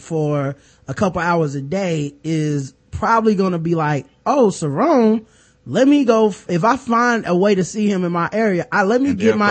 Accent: Charlotte, North Carolina, United States; I'm from Charlotte

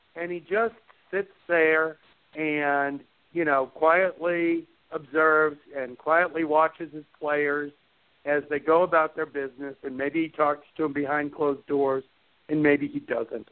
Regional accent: Chicago, Illinois, United States; I grew up in Chicago

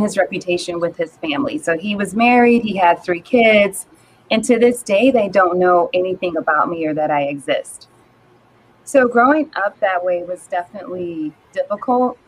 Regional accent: New Orleans, Louisiana, United States; moved away as an adult; also born or lived in Minnesota; now in Dallas, United States; I am originally from New Orleans, Louisiana, born and raised. Um, I currently live in Dallas, Texas.

